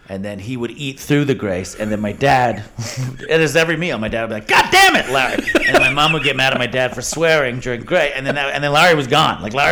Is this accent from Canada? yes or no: yes; London, Ontario, Canada; also born or lived in Toronto; I grew up in London, Ontario, just outside